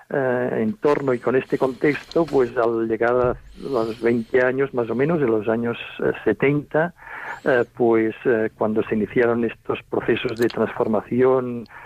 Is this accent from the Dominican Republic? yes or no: no; Olot, Catalonia, Spain; Bueno, yo nací eh, en Olot, en el lugar donde vivo, eh, sigo viviendo actualmente, que es una población que está situada en el interior de un parque natural.